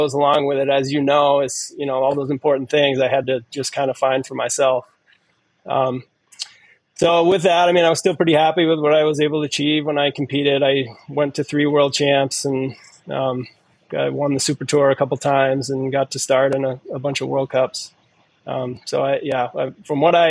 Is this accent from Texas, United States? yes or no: no; Maine, United States; moved away as an adult; now in Bloomington, United States; I grew up in Maine in New England